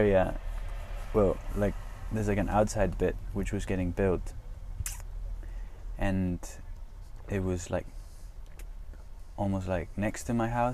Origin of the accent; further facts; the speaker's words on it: Palma, Balearic Islands, Spain; moved away; also born or lived in Michigan / Scotland / Australia; I'm from Palma. I was born in Mallorca.